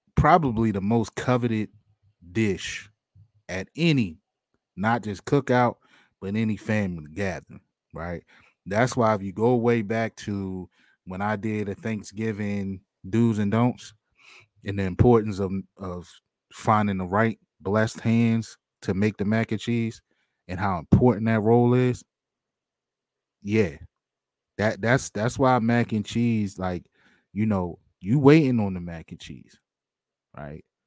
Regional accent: outside of Baltimore, Maryland, United States; I grew up on the outside of Baltimore

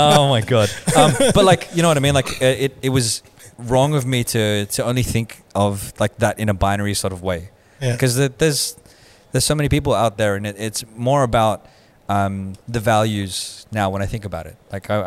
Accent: Australia; we grew up in Australia. For a long time, I was like, I feel like I'm more Australian than I am Filipino

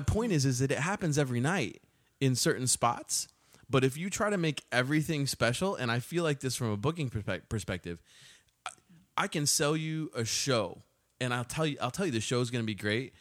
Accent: Austin, Texas, United States; I spent my time growing up in Austin

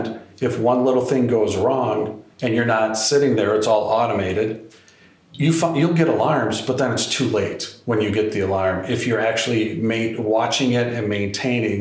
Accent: Wisconsin, United States; I'm from Wisconsin

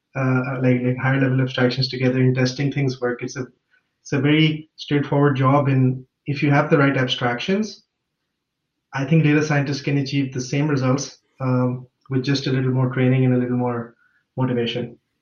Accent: Lahore, Punjab, Pakistan; moved away as an adult; now in Munich, Germany; I grew up in Lahore, Pakistan

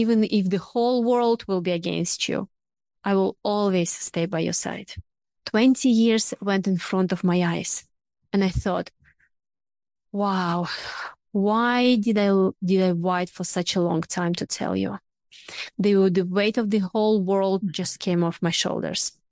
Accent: Russia; now in Australia; I'm originally from Russia

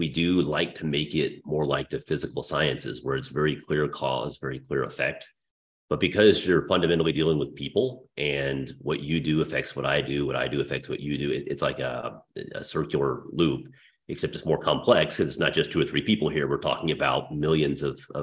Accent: Dallas, Texas, United States; my hometown of Dallas

